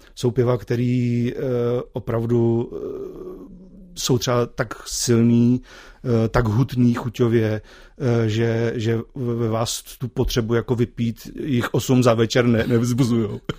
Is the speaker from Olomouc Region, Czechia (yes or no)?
no; Ústí nad Labem, Ústí nad Labem Region, Czechia; jsem z Ústí nad Labem